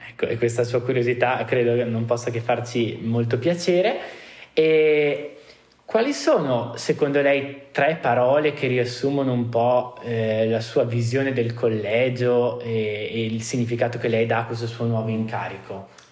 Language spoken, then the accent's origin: Italian; Trentino-Alto Adige, Italy; vengo dal Trentino